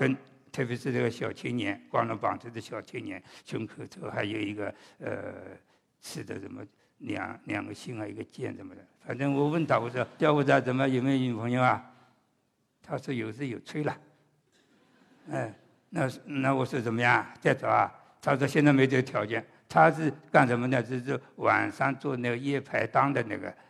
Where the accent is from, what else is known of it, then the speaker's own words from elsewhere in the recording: Shanghai, China; also born or lived in Suzhou; 我是半个上海人，半个苏州话。我在上海，别人知道我是苏州人；我在苏州，别人就叫我是上海人。